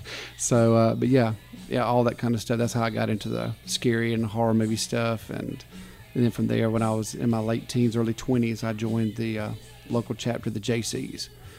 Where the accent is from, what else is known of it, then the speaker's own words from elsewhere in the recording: Dothan, Alabama, United States; born and raised in Dothan, Alabama.